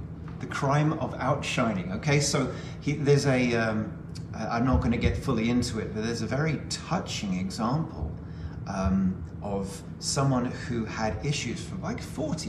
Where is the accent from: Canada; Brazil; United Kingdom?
United Kingdom; I'm a Brit